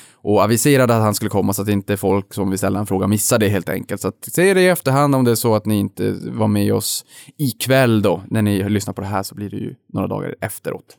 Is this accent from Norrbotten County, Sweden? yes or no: yes; Boden, Norrbotten County, Sweden; moved away; jag är uppväxt i Boden